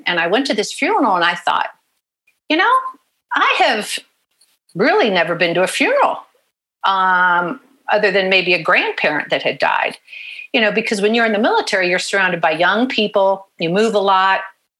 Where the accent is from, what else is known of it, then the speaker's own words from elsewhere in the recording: Pensacola, Florida, United States; born there; also born or lived in Paris, France; I was born in Pensacola, Florida. Dad was in pilot training. Then I went to preschool in a French-speaking preschool in Paris, France.